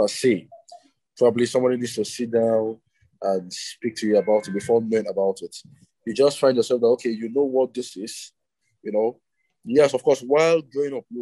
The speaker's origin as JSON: {"language": "English", "region": "Abia", "country": "Nigeria", "said": "I am from Abia State, Nigeria"}